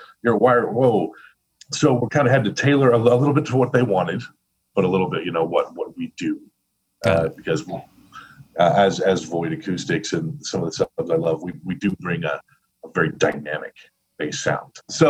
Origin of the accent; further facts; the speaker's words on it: Missouri, United States; now in Chicago, United States; I had a unique thing in Chicago because I came from Missouri.